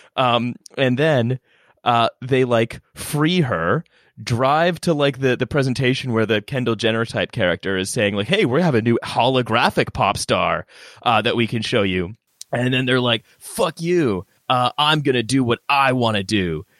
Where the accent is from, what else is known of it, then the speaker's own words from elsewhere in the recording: Canada; moved away as an adult; now in United Kingdom; I'm Canadian. I've just lived here for, like, better part of a decade.